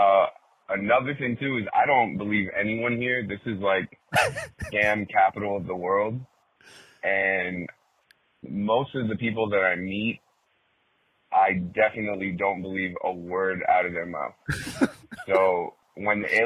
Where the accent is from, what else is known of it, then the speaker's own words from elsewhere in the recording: Miami, Florida, United States; Someone who grew up here, been here all my life, for the most part.